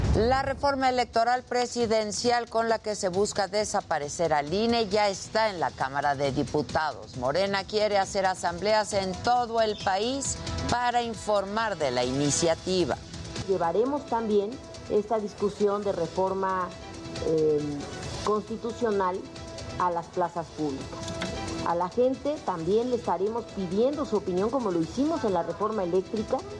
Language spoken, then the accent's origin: Spanish; Mexico; como ciudadanos, como mexicanos